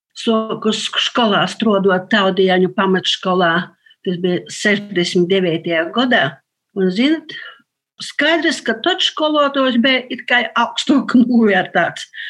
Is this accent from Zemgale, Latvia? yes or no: no; Latgale, Latvia; sātā runājam latgaliski